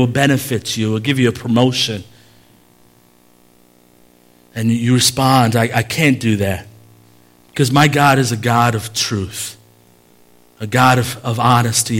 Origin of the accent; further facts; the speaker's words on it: Chicago, Illinois, United States; I grew up in Humble Park.